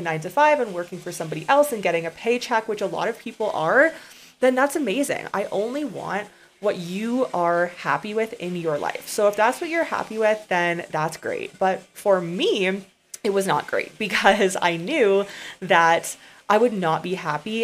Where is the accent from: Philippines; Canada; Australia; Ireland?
Canada; moved away as an adult; I grew up in a very small town, as a side note, in Canada, of about 1,000 people.